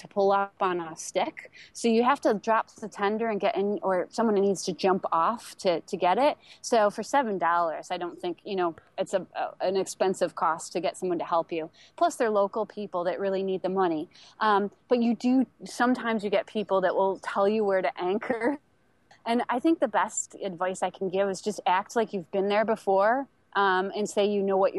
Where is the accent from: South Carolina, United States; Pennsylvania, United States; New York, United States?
New York, United States; moved away; I'm from New York State